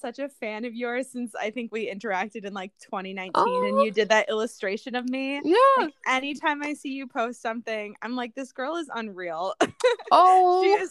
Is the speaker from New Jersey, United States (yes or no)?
no; Vermont, United States; I grew up in Vermont where I played ice hockey on a girls' team and on a boys' team.